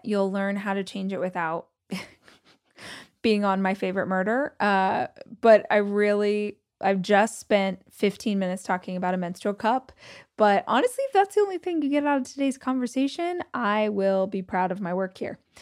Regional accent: Southern California, United States; moved away; also born or lived in Los Angeles; I grew up in Southern California, lived in Los Angeles

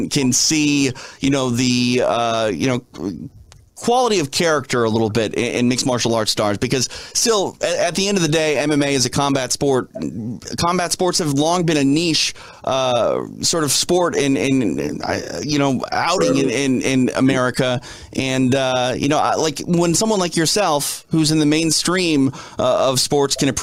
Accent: Minneapolis, Minnesota, United States; I'm from Minneapolis, so I know what that cold is

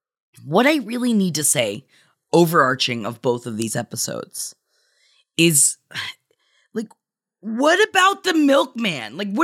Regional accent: Tampa, Florida, United States; moved away; we're going back to my hometown September 14th of Tampa, Florida.

